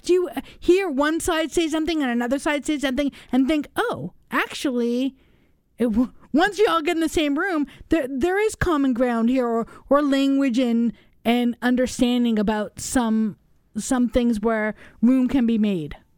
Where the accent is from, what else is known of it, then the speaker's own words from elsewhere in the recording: Los Angeles, California, United States; now in Madison, United States; I grew up in Los Angeles